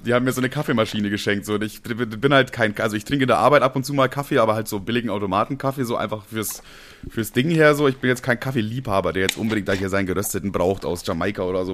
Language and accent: German; Bavaria, Germany; als Bayer